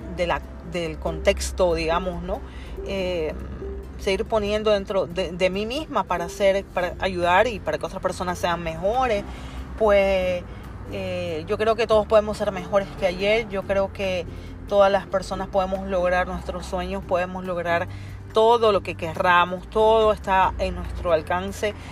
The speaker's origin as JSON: {"language": "Spanish", "country": "Bolivia", "moved": "as an adult", "lives_now": "New York, United States", "said": "Yo soy boliviana. Eh, hace 15 años que yo emigré a los Estados Unidos."}